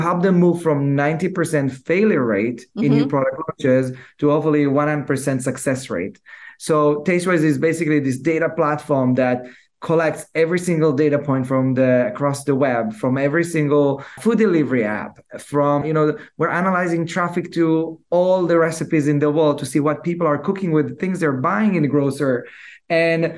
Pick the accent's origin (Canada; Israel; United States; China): Israel; I'm born and raised in Israel.